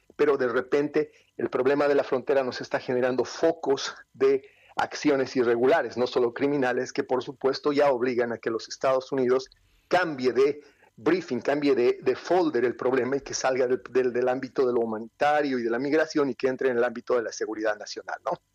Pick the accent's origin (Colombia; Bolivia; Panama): Bolivia; Yo vengo de Sudamérica